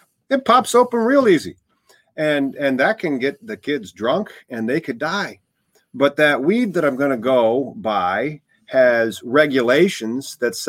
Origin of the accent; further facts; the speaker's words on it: Illinois, United States; I'm from Illinois.